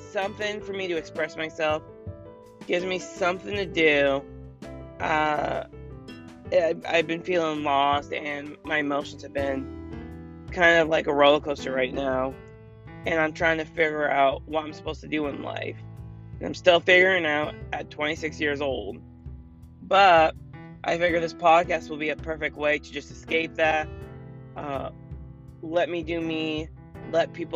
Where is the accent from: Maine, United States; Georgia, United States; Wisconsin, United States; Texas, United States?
Maine, United States; I am from Maine, which is really cold right now